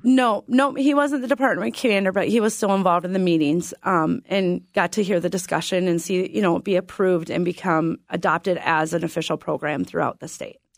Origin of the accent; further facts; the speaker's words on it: Adams, Minnesota, United States; climb the silo and we can see Iowa